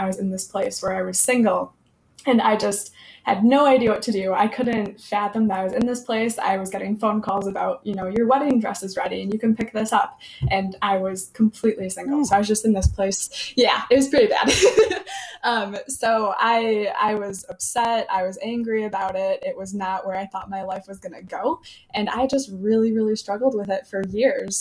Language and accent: English; Fond du Lac, Wisconsin, United States; moved away as an adult; now in Milwaukee, United States; I am from Fond du Lac originally